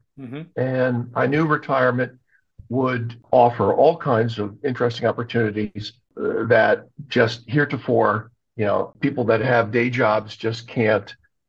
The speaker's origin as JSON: {"language": "English", "region": "New England", "country": "United States", "tie": "born or raised there", "lives_now": "Maryland, United States", "said": "I did not grow up in the Maryland area. I grew up up in New England, but have spent my entire adult working career in banking here in Maryland."}